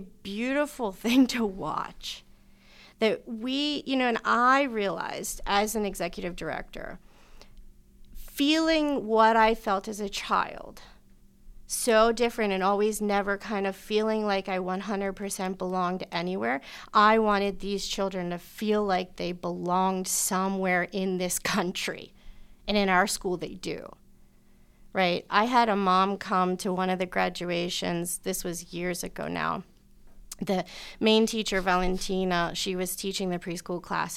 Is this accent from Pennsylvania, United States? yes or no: yes; Pittsburgh, Pennsylvania, United States; I grew up here in Pittsburgh